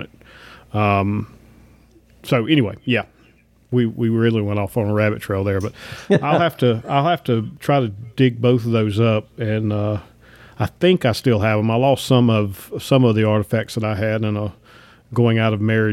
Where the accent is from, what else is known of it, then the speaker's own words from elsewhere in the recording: Piedmont, North Carolina-Virginia border, United States; I grew up right on the North Carolina-Virginia border, about in the middle part of the Piedmont of the state